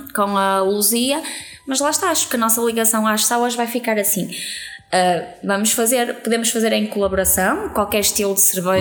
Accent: Vila Nova de Gaia, Norte, Portugal; nós somos de Gaia

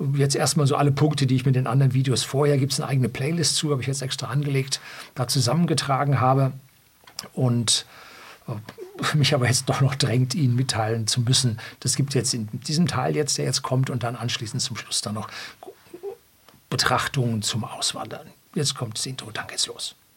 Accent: Bavaria, Germany; also born or lived in Munich; bei uns in Bayern auf dem Land

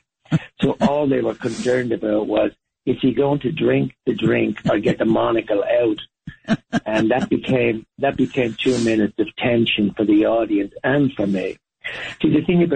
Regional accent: Ireland; moved away as an adult; also born or lived in Dublin, Ireland / Spain / London, United Kingdom / New York, United States; I was born in Dublin, obviously the capital city of Ireland, but I was raised to a great extent in the countryside.

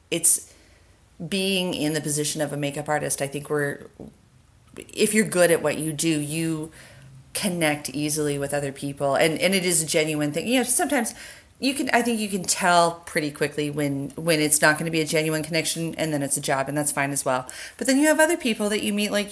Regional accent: West Coast, United States; I'm from the West Coast originally

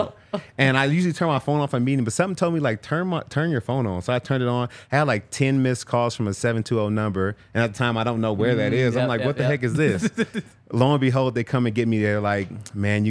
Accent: California, United States; moved away as an adult; now in Denver, United States; being from California

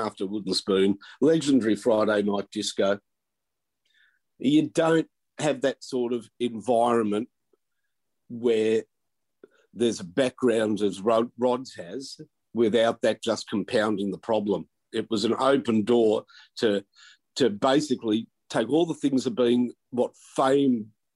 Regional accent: McKinnon, Victoria, Australia; I grew up in McKinnon

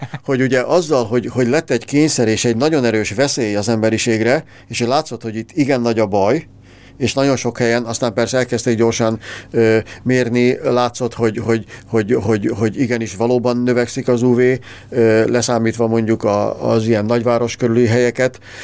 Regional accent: Hungary; magyarok vagyunk

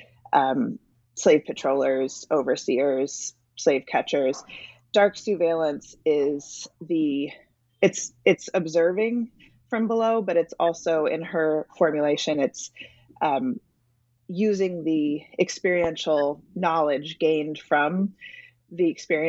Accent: Virginia, United States; moved away as an adult; also born or lived in North Carolina; now in New Jersey, United States; I'm from Virginia originally

